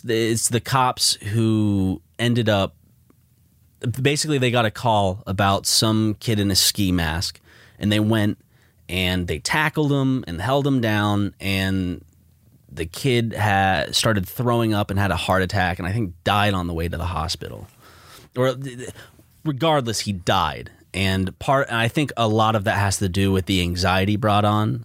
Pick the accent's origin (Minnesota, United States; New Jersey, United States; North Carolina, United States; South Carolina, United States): South Carolina, United States; you and I belong to the state that was the first to secede from the Union.